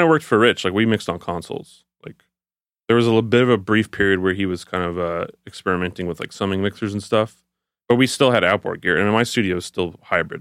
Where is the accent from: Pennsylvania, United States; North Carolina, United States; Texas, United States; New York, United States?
Texas, United States; Houston; I'm from Houston, so I started school at the University of Houston